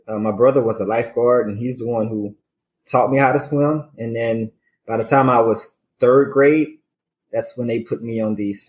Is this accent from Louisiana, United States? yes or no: yes; Haynesville, Louisiana, United States; moved away as an adult; also born or lived in Indiana; now in Nashville, United States; I'm from a small town named Haynesville, Louisiana, just about an hour and 15 minutes north of Shreveport, right along the Arkansas border.